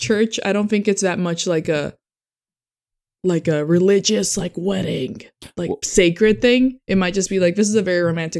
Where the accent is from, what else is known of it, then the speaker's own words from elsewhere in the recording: Japan; I knew like two Christians like growing up in Japan.